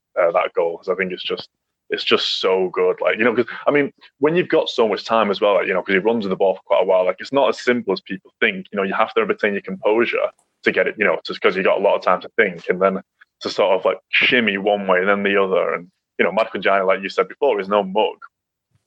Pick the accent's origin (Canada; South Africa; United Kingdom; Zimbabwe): United Kingdom; England; I grew up in England